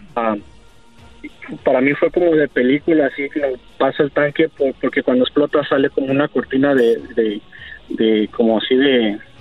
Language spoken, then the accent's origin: Spanish; United States; also born or lived in Arizona; yo soy ciudadano americano, yo he vivido aquí en Estados Unidos toda mi vida